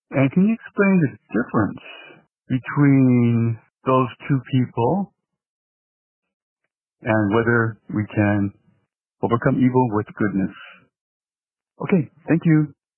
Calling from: Los Angeles, California, United States; Hey, I'm calling from Los Angeles.

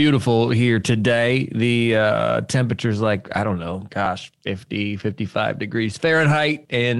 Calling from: Memphis, Tennessee, United States; Memphis, Tennessee.

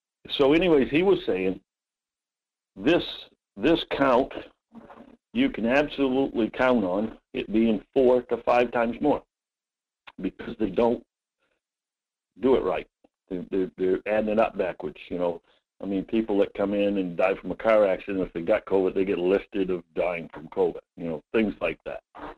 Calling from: Homer, United States; Hi, Mike. Yeah, from Homer.

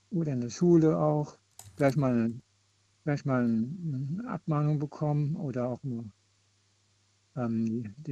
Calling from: Koblenz, Rhineland-Palatinate, Germany; Grüß dich, ich bin aus Koblenz.

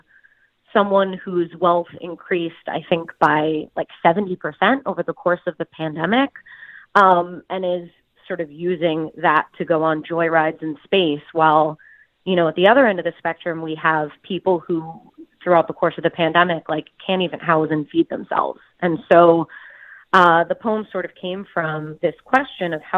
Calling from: Jersey City, New Jersey, United States; I'm calling in from Jersey City.

